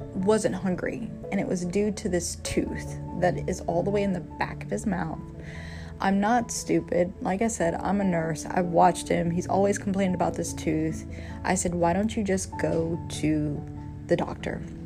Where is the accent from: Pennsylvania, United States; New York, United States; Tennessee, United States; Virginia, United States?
Virginia, United States; moved away; my home state, which is Virginia